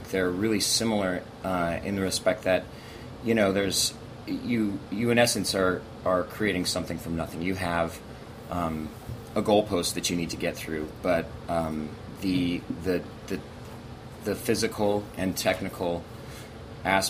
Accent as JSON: {"language": "English", "region": "Montana", "country": "United States", "tie": "born or raised there", "also_born_or_lived": "Europe", "moved": "yes", "lives_now": "Los Angeles, United States", "said": "I grew up in a German family in the middle of, you know, crazy, beautiful, big state"}